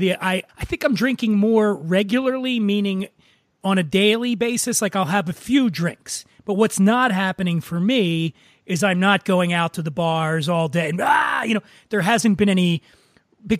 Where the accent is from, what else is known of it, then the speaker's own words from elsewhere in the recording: Philadelphia, Pennsylvania, United States; now in Los Angeles, United States; I grew up poor in Philadelphia